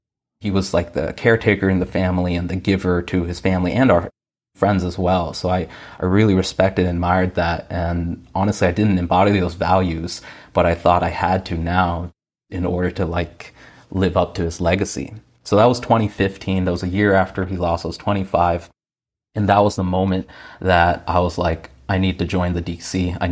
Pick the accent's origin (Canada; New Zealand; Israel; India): India; born there; I'm an Indian guy. I was born in India. I'm first generation.